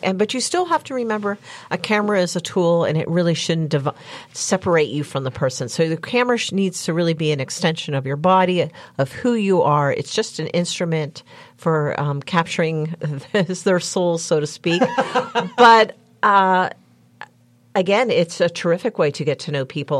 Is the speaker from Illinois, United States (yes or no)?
no; Murrysville, Pennsylvania, United States; also born or lived in Florida / Washington, D.C.; I grew up in Murraysville in Westmoreland County